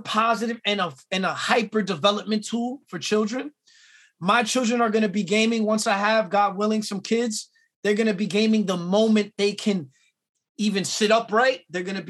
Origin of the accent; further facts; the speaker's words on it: New York City, New York, United States; born and raised in Queens. I'm born in Elmhurst Hospital